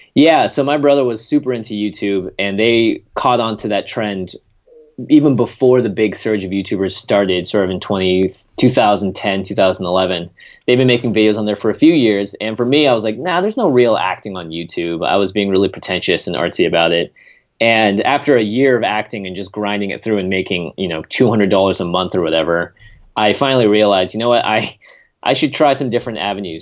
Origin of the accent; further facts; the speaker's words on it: Seattle, Washington, United States; moved away as an adult; also born or lived in Vermont; now in Los Angeles, United States; I'm a Seattle born and bred kid. I grew up in the Pacific Northwest in Washington